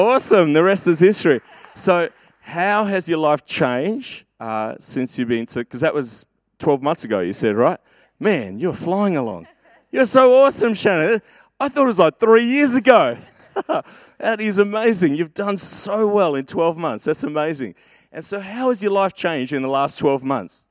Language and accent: English; Perth, Western Australia, Australia; growing up in Perth